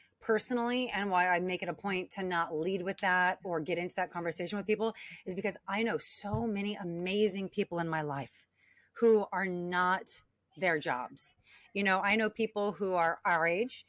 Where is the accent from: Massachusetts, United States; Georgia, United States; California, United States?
California, United States; Long Beach; born and raised in Long Beach, California